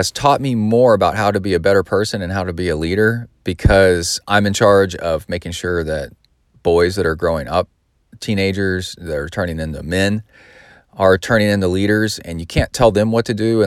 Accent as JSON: {"language": "English", "region": "Texas", "country": "United States", "also_born_or_lived": "Southern California", "said": "I've lived most of my life in Texas, but I also lived in Southern California"}